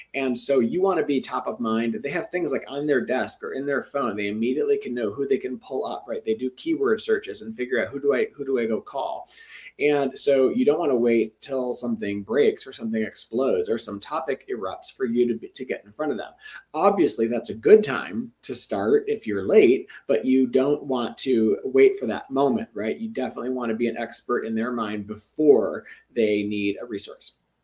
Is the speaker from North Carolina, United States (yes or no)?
no; Detroit, Michigan, United States; Metro Detroit, my hometown